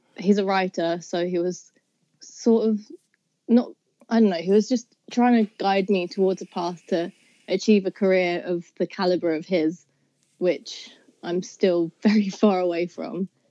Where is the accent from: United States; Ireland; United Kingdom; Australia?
United Kingdom; South East England; I'm from Southeast England kind of near London, but not near enough to say that I'm actually from London